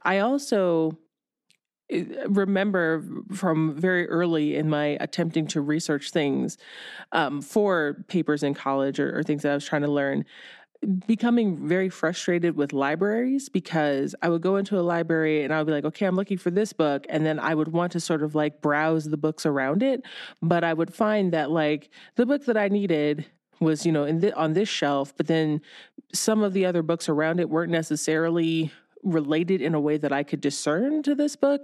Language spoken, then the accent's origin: English; Ohio, United States; I grew up in Ohio